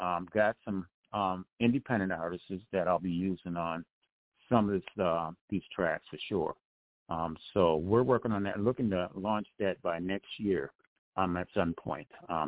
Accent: Detroit, Michigan, United States; I'm from Detroit, Michigan, and actually I'm a recording artist.

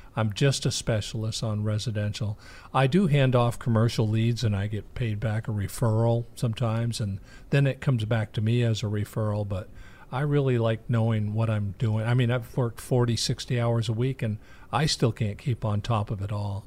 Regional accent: New England, United States; now in Ormond Beach, United States; we grew up in New England

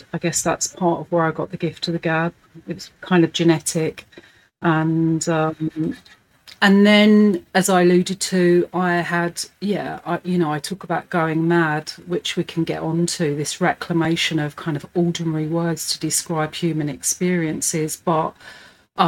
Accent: London, United Kingdom; I'm a Hackney girl, so born and bred in the East End and lived here all my life

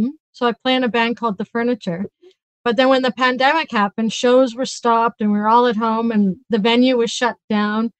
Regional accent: Edmonton, Alberta, Canada; moved away as an adult; now in Vancouver, Canada; I'm originally from Edmonton.

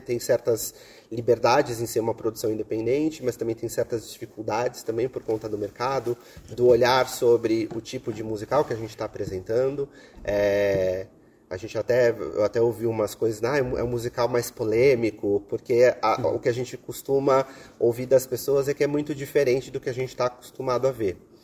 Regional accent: Brazil; nós, como brasileiros

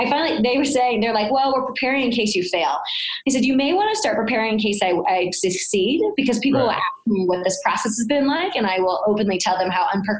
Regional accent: St. Louis, Missouri, United States; It was a very humbling experience being born and raised in St. Louis

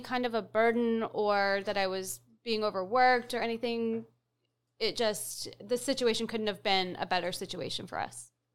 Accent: Fredericton, New Brunswick, Canada; I'm from Fredericton

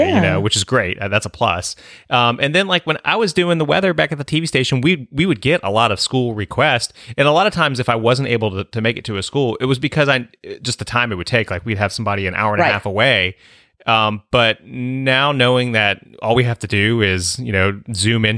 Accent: Northern Virginia, United States; I was in Northern Virginia

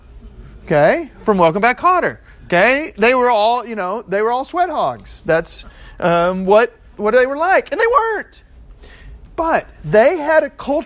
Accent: Texas, United States; I'm from Texas

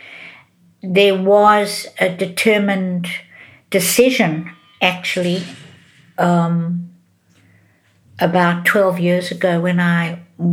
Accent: Johannesburg, Gauteng, South Africa; growing up in Johannesburg

